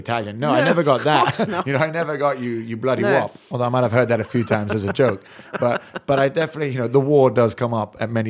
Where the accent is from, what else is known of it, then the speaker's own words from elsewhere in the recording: London, United Kingdom; born there; accent: American; I'm born in Parsons Green. I mean, I'm English, but still to this day, that used to really frustrate me.